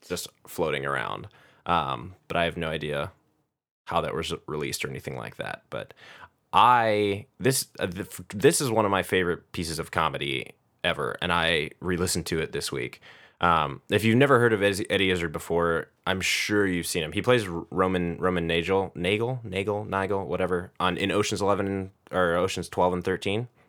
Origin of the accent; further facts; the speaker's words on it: United States; as an American